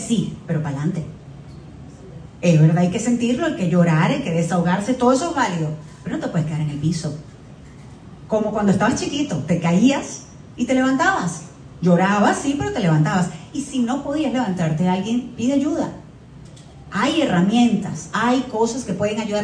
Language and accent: Spanish; Venezuela; now in Miami, United States; siempre soy venezolana. Y quiero representar lo mejor posible a mi país